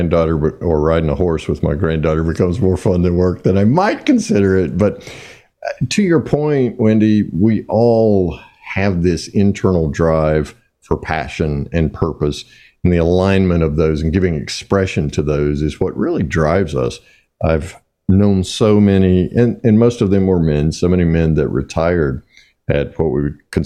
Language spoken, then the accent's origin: English; the South, United States; I'm obviously from the South